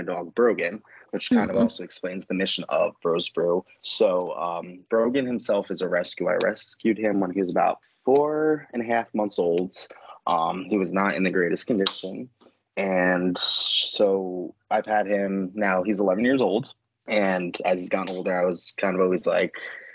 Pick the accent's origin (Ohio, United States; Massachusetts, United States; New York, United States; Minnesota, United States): New York, United States; moved away as an adult; now in North Carolina, United States; I am originally from New York. I moved here actually a little over 3 years ago.